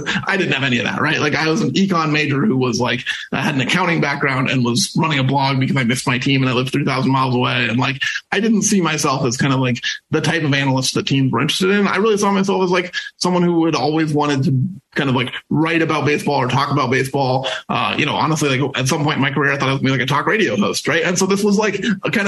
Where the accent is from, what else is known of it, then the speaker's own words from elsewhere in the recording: SeaTac, Washington, United States; growing up in SeaTac